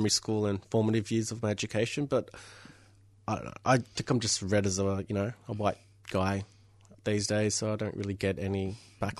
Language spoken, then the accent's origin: English; Australia; born or raised there; first language Italian; English is a second language